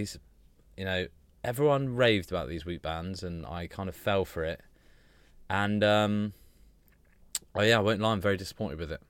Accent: United Kingdom; we're British

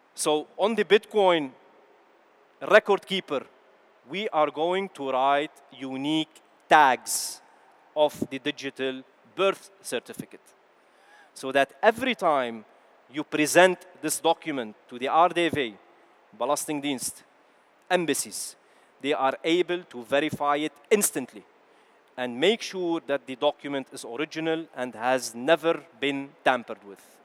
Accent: Lebanon; born or raised there; also born or lived in Kuwait; now in Netherlands

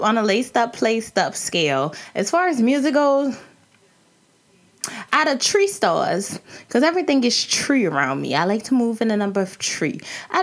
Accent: New Orleans, Louisiana, United States; I'm from the country hood suburban area of, you know, Orleans Parish. And that's Algiers.

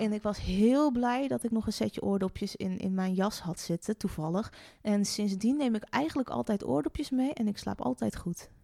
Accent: Friesland, Netherlands; also born or lived in North Brabant / Groningen; now in Hengelo, Netherlands; Ik ben geboren in Brabant. En oh, ik heb bijna mijn hele leven in Friesland gewoond

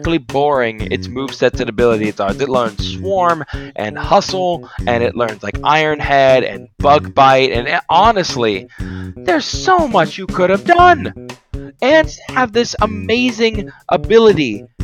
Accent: Florida, United States; I'm from Florida

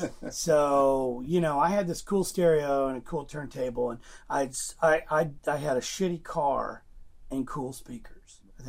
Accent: Joplin, Missouri, United States; I grew up in Missouri, Joplin, Missouri, a little tiny town, 40,000 people in the corner of Kansas, Oklahoma, and Arkansas, the 4-state area.

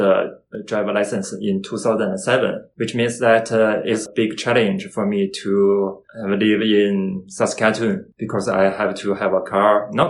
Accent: Beijing, China; English is a second language; moved away as an adult; now in Canada; I came from China, Beijing. I landed in Canada since last July, more than 1 year already.

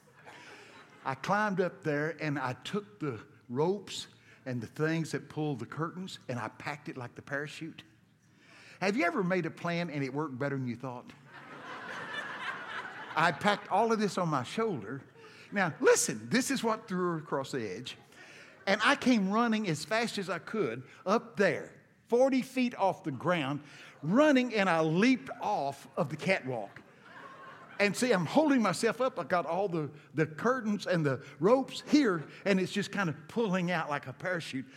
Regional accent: Brownsboro, Texas, United States; I'm from Texas, and I went to school in Brownsboro High School.

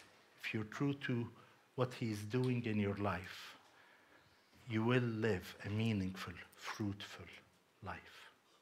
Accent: Cyprus; And I have Hellenistic upbringing as well. I mean, I was brought up in Cyprus.

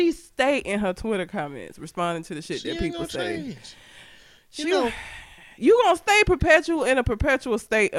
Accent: Talladega, Alabama, United States; Meanwhile, I tell people I'm from Talladega, and the only thing they know is Ricky Bobby, shake and bake.

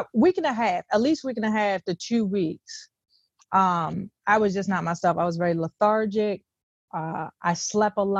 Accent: Cambridge, Maryland, United States; I'm from the Eastern Shore of Maryland, Cambridge, Maryland, Groove City.

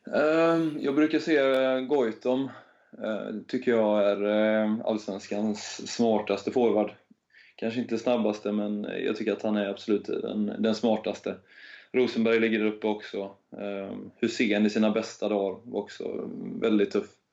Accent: Hälsö, Västra Götaland, Sweden; moved away; Jag kommer från Hälsö i, ute i norra skärgården.

